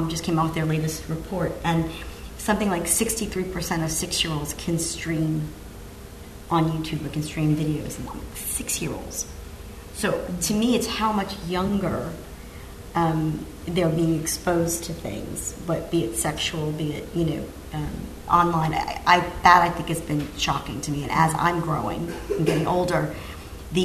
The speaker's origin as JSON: {"language": "English", "country": "United States", "said": "as an American"}